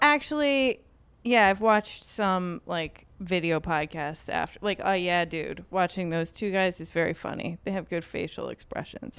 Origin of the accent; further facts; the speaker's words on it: New York, United States; I grew up in New York.